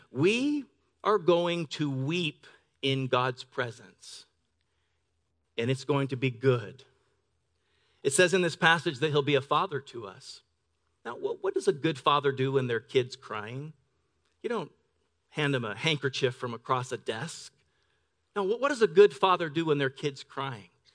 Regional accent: Pend Oreille River, Pacific Northwest, United States; now in La Verne, United States; I grew up on the Ponderay River in the Pacific Northwest.

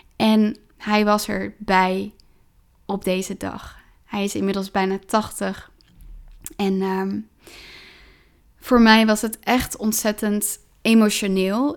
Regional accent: Driebergen, Utrecht, Netherlands; ik ben opgegroeid in Driebergen

